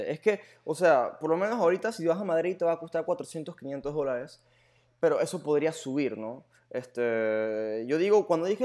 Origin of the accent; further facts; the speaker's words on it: Germany; born there; yo nací en Alemania, o sea, yo he ido a muchas ciudades en Europa